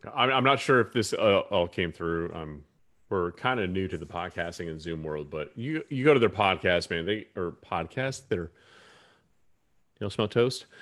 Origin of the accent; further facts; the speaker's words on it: Durham, North Carolina, United States; I was a young kid in, growing up in Durham, North Carolina